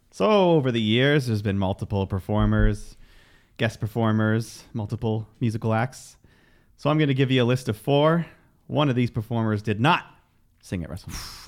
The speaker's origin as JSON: {"language": "English", "country": "Canada", "said": "we are Canadian"}